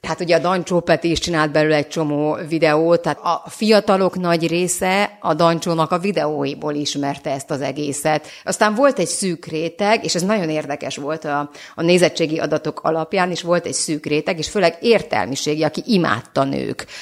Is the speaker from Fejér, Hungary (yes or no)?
no; Bonyhád, Tolna, Hungary; now in Budapest, Hungary; Bonyhád és Szexár 15 kilométer volt, és hát egy, egy, met, egy hatalmas metropolisznak tűnt hozzánk képest